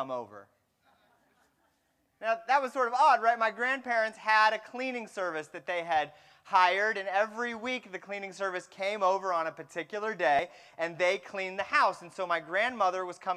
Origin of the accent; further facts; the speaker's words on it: Fremont, California, United States; I grew up in the San Francisco Bay Area, and I grew up in a town called Fremont